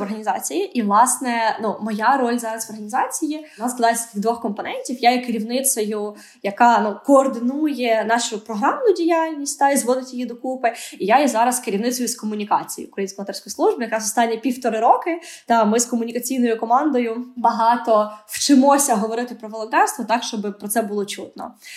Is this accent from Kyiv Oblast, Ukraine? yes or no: no; Odesa, Odesa Oblast, Ukraine; Я виросла в Одесі